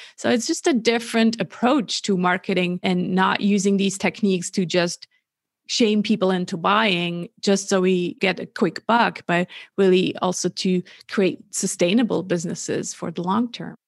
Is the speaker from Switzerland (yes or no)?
yes; Switzerland; also born or lived in California; born and raised in Switzerland